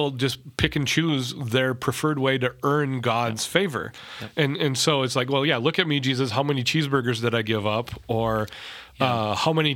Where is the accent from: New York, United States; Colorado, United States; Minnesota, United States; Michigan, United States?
Minnesota, United States; I'm from Minnesota